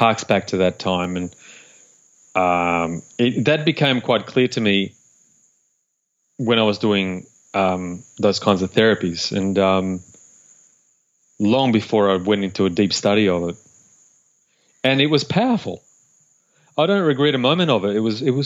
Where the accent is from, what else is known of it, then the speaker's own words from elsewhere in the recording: Uruguay; I was born in Uruguay in South America